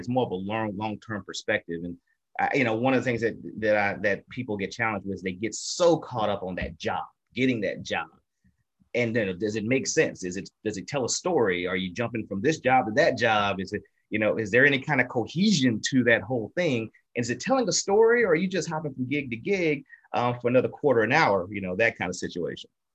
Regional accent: Natchitoches, Louisiana, United States; we come from Little Natchitoches, home of the meat pies

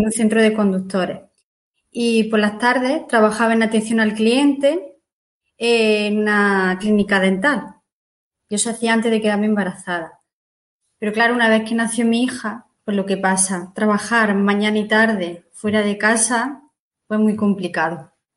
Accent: Martos, Andalusia, Spain; yo soy de Marto, de un pueblo de Jaén

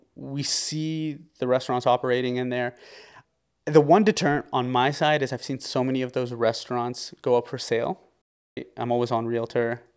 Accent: Windsor, Ontario, Canada; also born or lived in Lebanon; So, I was born in Windsor, Ontario. I lived here for, uh, most of my life.

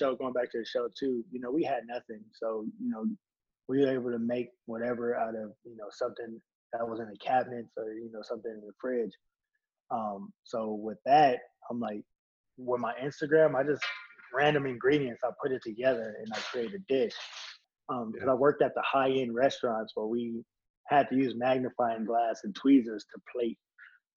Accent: Moreno Valley, California, United States; also born or lived in Las Vegas, Nevada; growing up in Moreno Valley

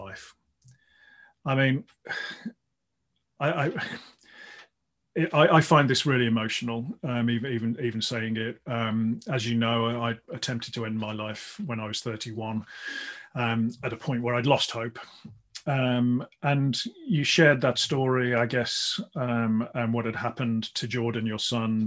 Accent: Midlands, United Kingdom; I grew up in the Midlands and I played a lot of basketball actually, when I was growing up

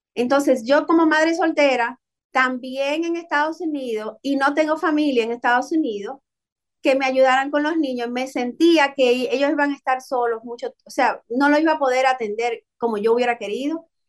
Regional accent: Dominican Republic; moved away; Nosotros somos dominicanos, siempre lo llevamos en la sangre

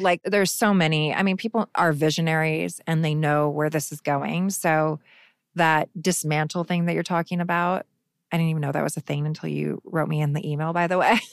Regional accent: Phoenix, Arizona, United States; Phoenix, which is where I'm from

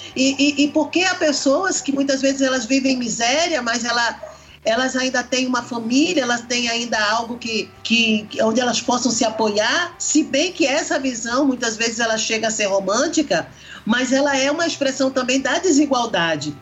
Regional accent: Brazil; enquanto brasileira

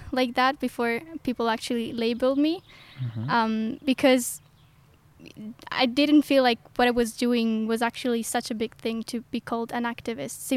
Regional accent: Ticino, Switzerland; moved away as an adult; now in St. Gallen, Switzerland; Um, I'm 19 and I come from Ticino, so mm -hmm. the mm-hmm. Italian speaking part of Switzerland.

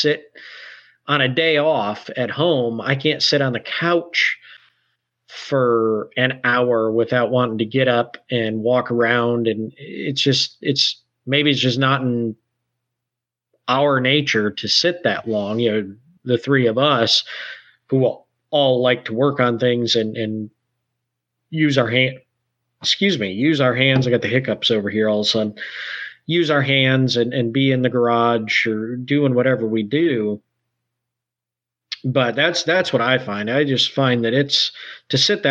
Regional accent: Michigan, United States; moved away as an adult; also born or lived in Detroit, Michigan / Cleveland, Ohio; now in Kentucky, United States; growing up in Michigan and then moving to near Saginaw, moving to Detroit area when I was off to college

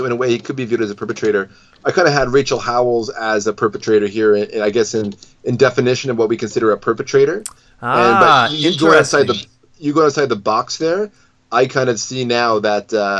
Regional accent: Scotland, United Kingdom; And as a Scotsman, that's kind of even more weird, because you think there'd be some patriotism towards the Stuart line

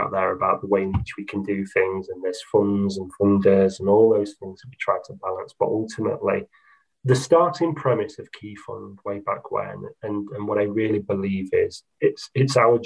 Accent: Doncaster, Yorkshire and the Humber, United Kingdom; I'm from Doncaster, it's my hometown

